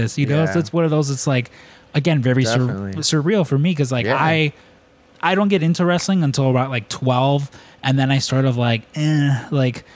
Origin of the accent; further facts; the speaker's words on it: Chicago, Illinois, United States; you're a Chicago kid